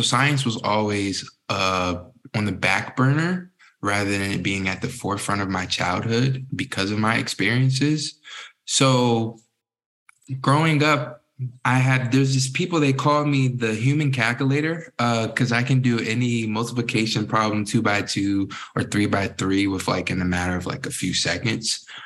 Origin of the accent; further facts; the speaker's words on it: Newport News, Virginia, United States; I grew up in Southeast Virginia, Newport News, Virginia, known as the 757.